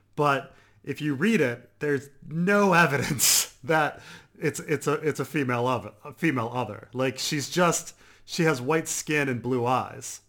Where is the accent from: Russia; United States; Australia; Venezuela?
United States; I'm American